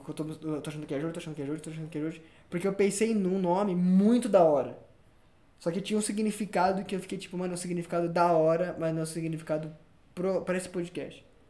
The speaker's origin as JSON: {"language": "Portuguese", "region": "São Paulo", "country": "Brazil", "tie": "born or raised there", "said": "nasci em São Paulo, depois morei no interior de São Paulo, depois morei na, na pertinho do, do nosso ídolo, Rogério Ceni."}